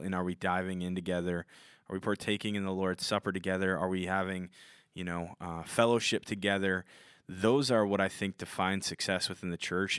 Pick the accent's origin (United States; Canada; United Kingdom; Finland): United States; Minnesota; I'm from Minnesota, so I say my T's with a D